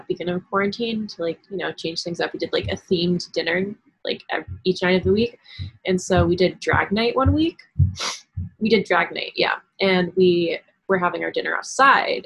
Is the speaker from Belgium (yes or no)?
no; Stratford, Connecticut, United States; also born or lived in New York City, New York; I was born in New York City and lived there full time until I was about four. Then I moved to Connecticut, to Stratford, Connecticut, for school